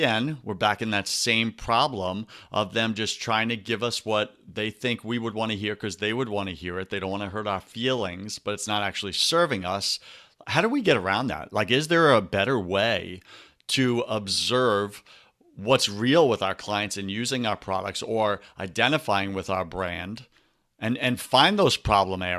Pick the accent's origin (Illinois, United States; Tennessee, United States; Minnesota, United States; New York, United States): New York, United States; now in Tampa, United States; I grew up in New York